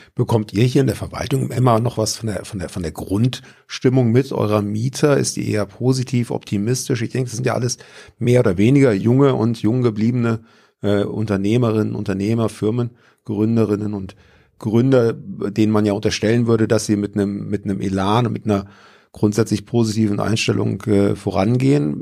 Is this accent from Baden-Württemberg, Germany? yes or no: yes; Pforzheim, Baden-Württemberg, Germany; bei uns in Pforzheim